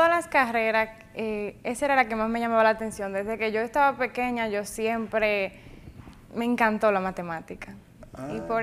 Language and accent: Spanish; Jánico, Santiago, Dominican Republic; Eh, nací aquí en Santiago, pero soy de Jánico.